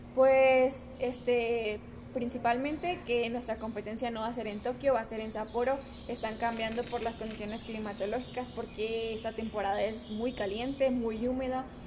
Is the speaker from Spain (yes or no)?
no; Mexico; como mexicanas